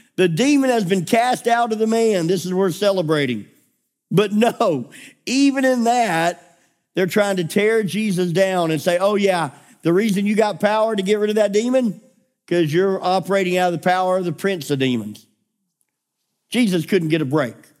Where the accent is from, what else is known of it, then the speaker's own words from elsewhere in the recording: United States; we are so American in our mindset